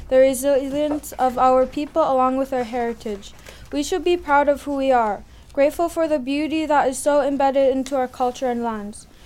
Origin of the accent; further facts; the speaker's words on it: Akiak, Alaska, United States; So I put, because I grew up in Akiak